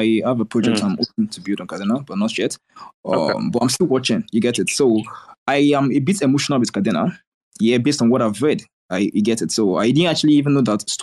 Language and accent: English; Nigeria; I'm a Nigerian, so I have like an R factor